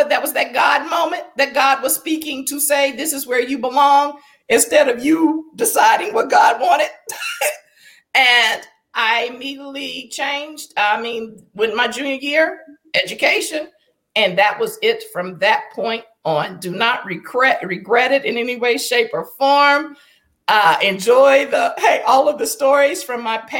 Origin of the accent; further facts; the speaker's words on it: Beckley, West Virginia, United States; growing up in Southern West Virginia